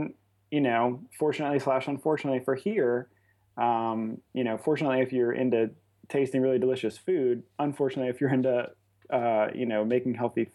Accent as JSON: {"language": "English", "town": "Lafayette", "region": "Louisiana", "country": "United States", "said": "I'm originally from Lafayette, Louisiana. That's where I live"}